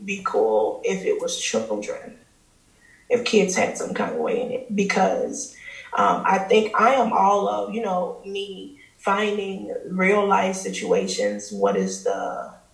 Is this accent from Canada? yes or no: no; Chicago, Illinois, United States; I'm from Chicago